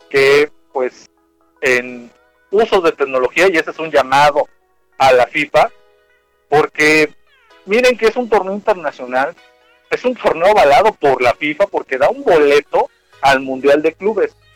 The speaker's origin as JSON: {"language": "Spanish", "country": "Mexico", "said": "antes que todo soy mexicano"}